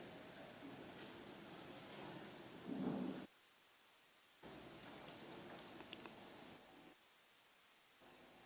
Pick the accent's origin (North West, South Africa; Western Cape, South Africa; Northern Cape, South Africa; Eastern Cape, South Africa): Northern Cape, South Africa; Upington; I was born and bred in Upington.